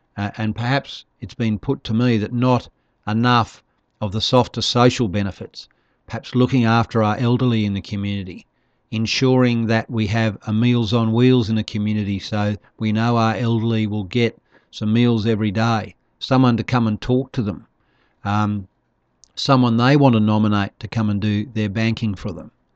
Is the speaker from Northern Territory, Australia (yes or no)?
yes; Darwin, Northern Territory, Australia; also born or lived in Broome; I'm from Darwin. I live in the, the tropics